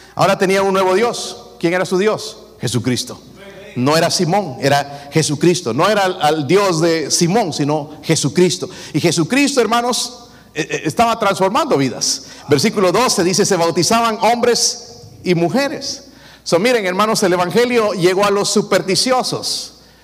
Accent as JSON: {"language": "Spanish", "country": "Bolivia", "moved": "yes", "said": "allá en mi país"}